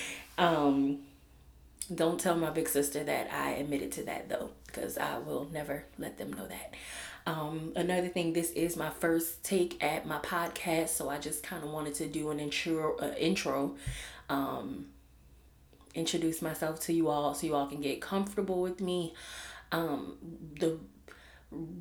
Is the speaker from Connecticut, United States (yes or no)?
no; New Orleans, Louisiana, United States; Growing up in New Orleans